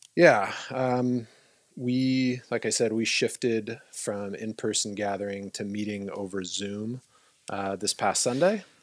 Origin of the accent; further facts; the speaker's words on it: California, United States; now in Newberg, United States; I'm from California originally